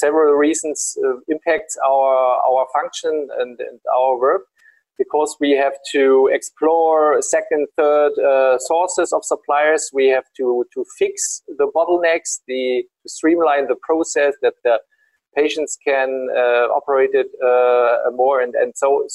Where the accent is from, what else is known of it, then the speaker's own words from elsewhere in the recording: Berlin, Germany; I'm from Berlin